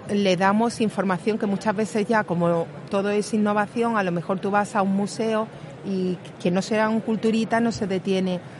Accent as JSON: {"language": "Spanish", "town": "Málaga", "region": "Andalusia", "country": "Spain", "accent": "Málaga", "said": "pongo ejemplos de Málaga porque no sé si se notará por el acento que soy"}